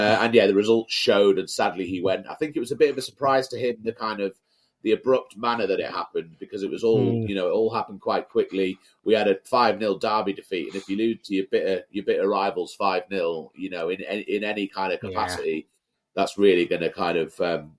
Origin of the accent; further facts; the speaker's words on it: Carlisle, North West England, United Kingdom; Born and raised in Carlisle, first 20 years of my life. Went to school in Brampton.